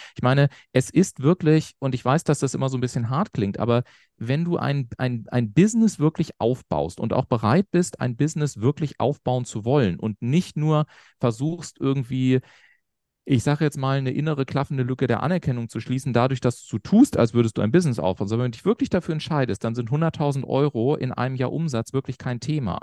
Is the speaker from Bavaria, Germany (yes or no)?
yes; Garmisch-Partenkirchen, Bavaria, Germany; ich komme so aus Garmisch-Partenkirchen, kleines Dorf in Bayern in Anführungszeichen